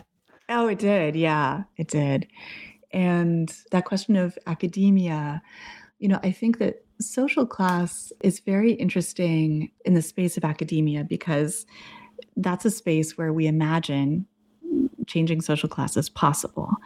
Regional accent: New England, United States; moved away as an adult; also born or lived in Massachusetts / Boston / Arizona; I grew up in New England, went to college

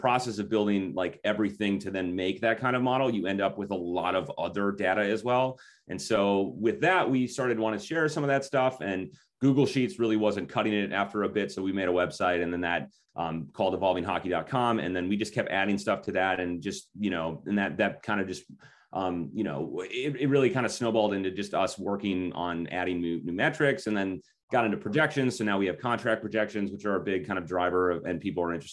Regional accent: Minneapolis, Minnesota, United States; we're from Minnesota, I live in Minneapolis, grew up in, you know, in the high school system here

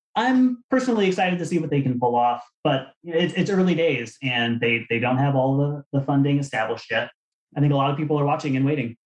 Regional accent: Arizona, United States; I was a, a kid growing up in Arizona

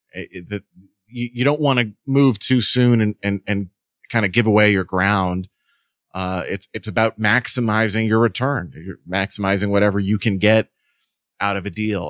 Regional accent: New York, United States; also born or lived in Boston; I'm from New York, but, you know, I was in Boston

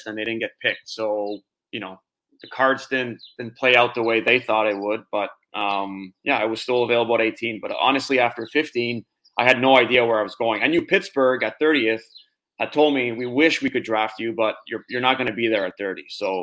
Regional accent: Montreal, Quebec, Canada; growing up in Montreal, you know, I'll go to the Molson Center with my dad, watch games

